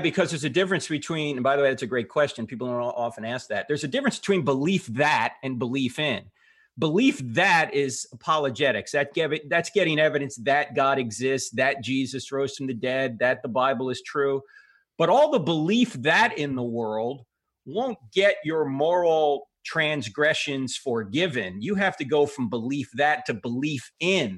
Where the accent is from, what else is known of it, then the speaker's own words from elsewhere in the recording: New Jersey, United States; I grew up, uh, Catholic because I'm from New Jersey